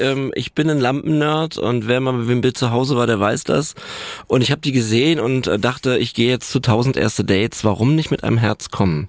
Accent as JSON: {"language": "German", "region": "Berlin", "country": "Germany", "also_born_or_lived": "Neuenhagen", "said": "Ich bin Berliner und ähm, habe später ein bisschen im Umland gewohnt, in, in Neuenhagen"}